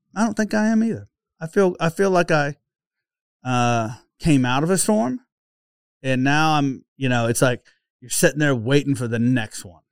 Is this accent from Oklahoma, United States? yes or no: yes; Oklahoma, United States; accent: Okie; my oaky accent